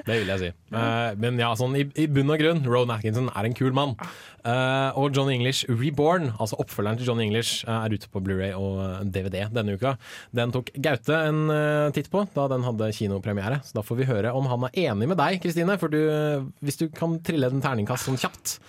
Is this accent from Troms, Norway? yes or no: no; Sandvika, Akershus, Norway; jeg er fra Sandvika i Bærum